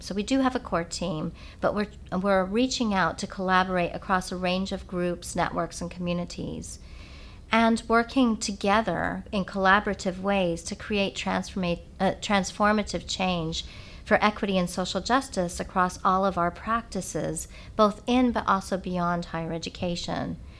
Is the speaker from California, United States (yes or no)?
yes; California, United States; moved away as an adult; also born or lived in England; I grew up in California, but at this time I was in England.